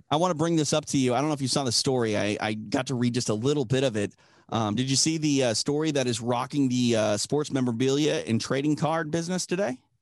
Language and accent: English; Minnesota, United States; I'm from Minnesota